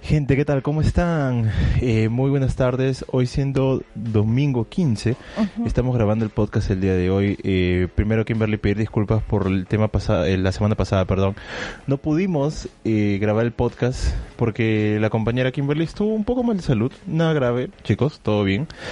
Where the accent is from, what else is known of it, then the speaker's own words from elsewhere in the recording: Peru; now in Berlin, Germany; yo soy del, del, del Perú